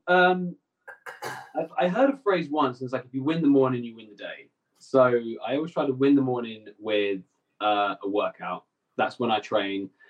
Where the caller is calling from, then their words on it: Essex, East of England, United Kingdom; So I'm calling in from my home in Essex. Uh, it's just outside London. Um, so yeah, this is where I'm based. I'm based in Essex